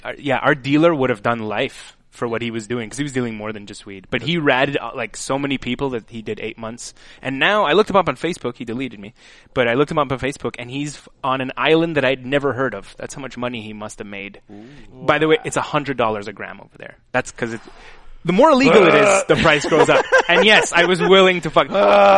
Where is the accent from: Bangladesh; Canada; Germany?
Canada; As a Canadian